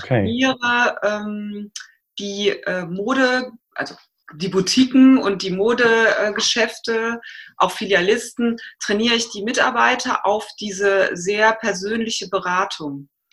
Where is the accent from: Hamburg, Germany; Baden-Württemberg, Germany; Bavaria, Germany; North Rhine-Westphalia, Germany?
North Rhine-Westphalia, Germany; Aachen; moved away; Ich komme ursprünglich aus Aachen